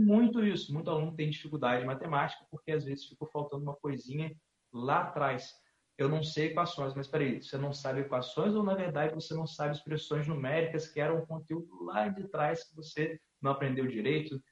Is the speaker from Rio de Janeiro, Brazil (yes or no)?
yes; Campos dos Goytacazes, Rio de Janeiro, Brazil; sou natural de Campos Goitacazes, é uma cidade no interior do estado do Rio de Janeiro